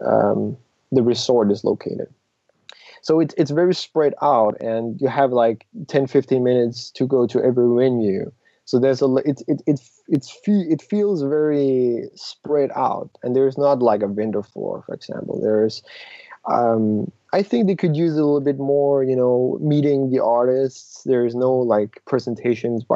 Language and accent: English; Denmark; moved away; also born or lived in Japan; growing up in Denmark, seeing all those Euro Disneyland advertisements